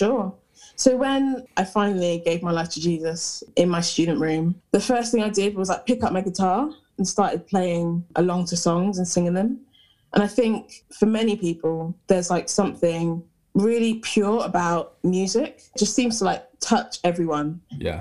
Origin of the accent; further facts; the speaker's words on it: Hertfordshire, East of England, United Kingdom; moved away as an adult; now in Nottingham, United Kingdom; I'm from Hertfordshire originally, which is like near London